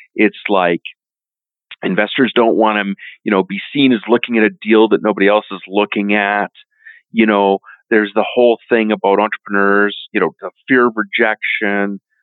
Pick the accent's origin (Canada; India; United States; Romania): Canada; as a Canadian